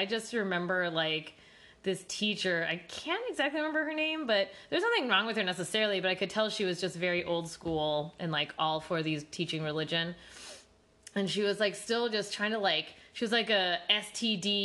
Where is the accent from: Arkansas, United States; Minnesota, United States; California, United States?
California, United States; Growing up in California, especially for me, like I said, I went to public school.